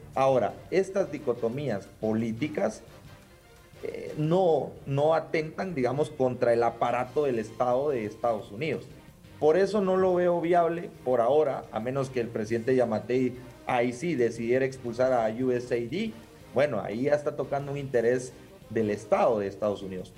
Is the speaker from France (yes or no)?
no; Guatemala; nosotros como guatemaltecos